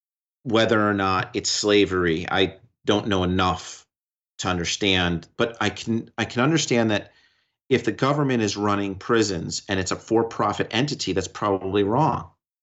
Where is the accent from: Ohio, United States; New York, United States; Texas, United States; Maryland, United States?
New York, United States; but working with being a New Yorker, being in this, in advocating for human rights globally